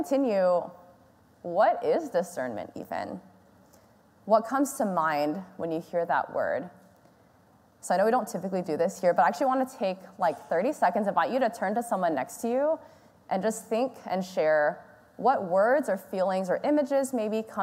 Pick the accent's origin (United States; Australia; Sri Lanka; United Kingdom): United States; Houston, Texas; I was born and raised here in Houston